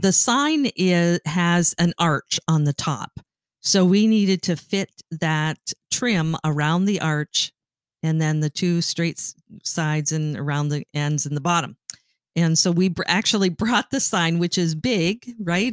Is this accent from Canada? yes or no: yes; Canada; I grew up in Canada